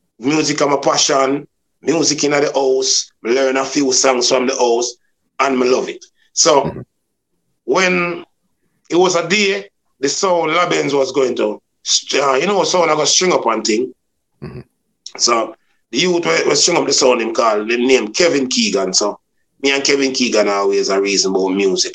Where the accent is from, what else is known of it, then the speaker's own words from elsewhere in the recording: Kingston, Jamaica; also born or lived in Chulani; I was born in Kingston, 42 Charles Street. And I was brought up in Chulani for, I think about 12, 13, then I'll back to Kingston